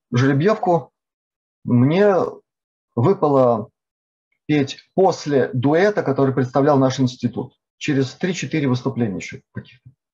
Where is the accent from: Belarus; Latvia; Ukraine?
Latvia; Я родился в Латвии, но до этой делегации, до этой поездки в этой делегации, я толком по-латышски вообще не разговаривал